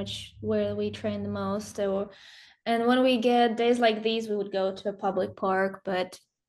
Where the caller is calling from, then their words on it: Kansas City, United States; We're in Kansas City. It's finally a nice sunny day.